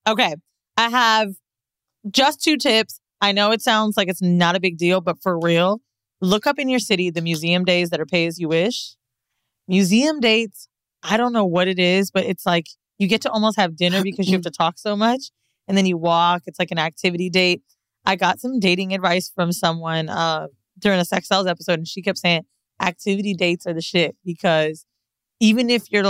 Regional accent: San Francisco, California, United States; born there; I was born in San Francisco, which means my mom is pretty much a gay man.

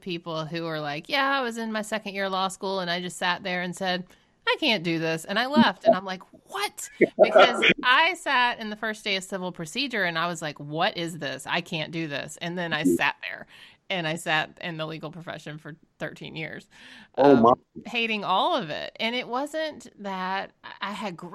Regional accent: Georgia, United States; now in Massachusetts, United States; I grew up in Georgia

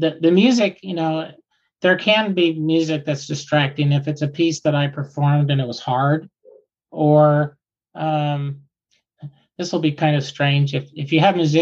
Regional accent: Concord, California, United States; I grew up in Concord, California, where the Concord Jazz label is

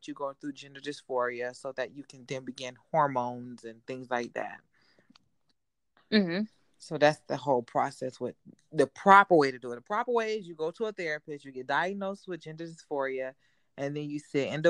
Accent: Miami, Florida, United States; But my story starts out, I'm from Miami, Florida, born and raised. My parents are from the islands. My mom is Jamaican. My father's Haitian. So I grew up in a very... island background.

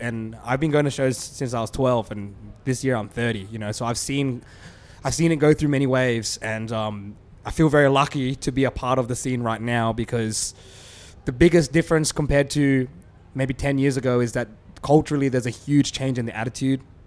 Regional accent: Australia; We're Asian Australian

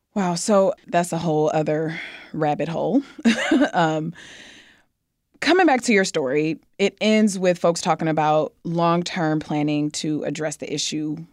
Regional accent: Michigan, United States; we're both from Michigan

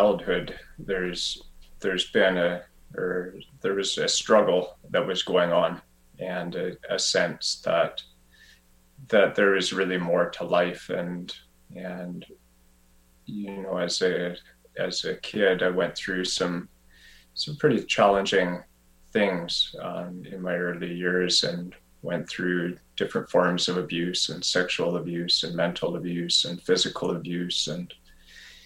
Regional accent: Revelstoke, British Columbia, Canada; moved away as an adult; also born or lived in Vancouver; I eventually moved back to my hometown of Revelstoke

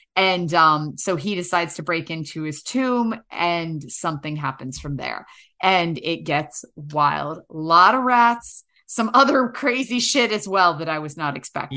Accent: New York City, New York, United States; moved away as an adult; also born or lived in North Hollywood, Los Angeles; now in Los Angeles, United States; I'm from New York City

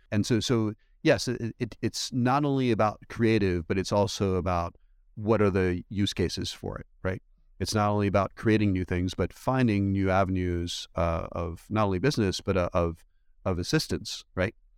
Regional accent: East Coast, United States; also born or lived in Belgium; I went to school, uh, for the most part in the United States, on the East Coast

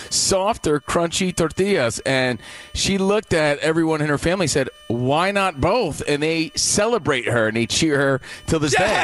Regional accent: New York, United States; we grew up in New York

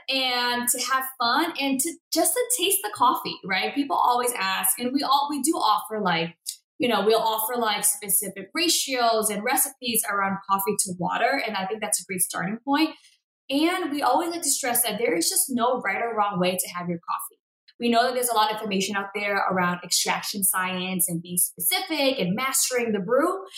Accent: Boston, Massachusetts, United States; I was born and raised in Boston, Massachusetts

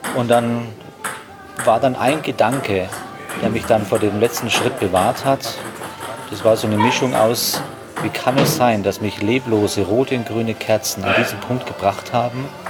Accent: Straubing, Bavaria, Germany; in Straubing, wo ich herkomme, hier habt ihr die, die, die Alster, wir haben die Donau

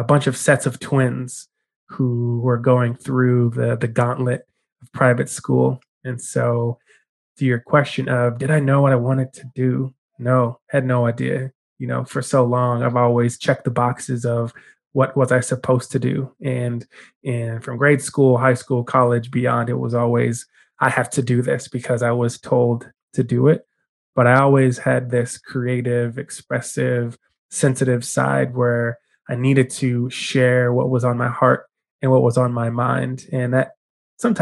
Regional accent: Denver, Colorado, United States; moved away as an adult; now in California, United States; So I'm originally from Denver, Colorado, born and raised Denver native.

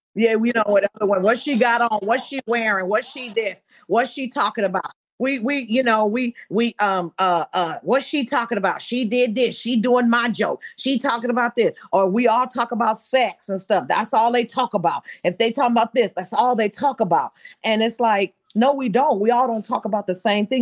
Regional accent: Benton Harbor, Michigan, United States; I'm from Benton Harbor

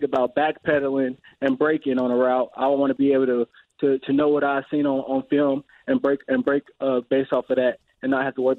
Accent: Indianapolis, Indiana, United States; I'm from Indianapolis

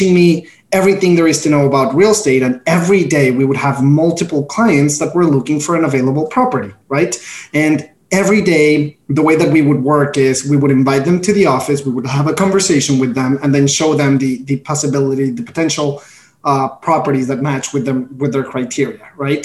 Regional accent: Mexico; moved away as an adult; now in New York, United States; Born and raised in Mexico, proud Mexican here.

